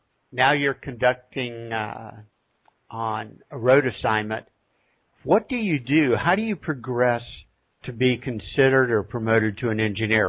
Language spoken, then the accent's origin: English; West Virginia, United States; the town I grew up in West Virginia was a CNO town